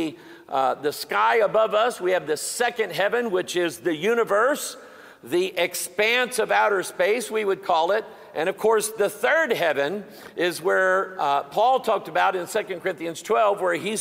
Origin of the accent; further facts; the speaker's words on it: Festus, Missouri, United States; the little town that I'm from called Festus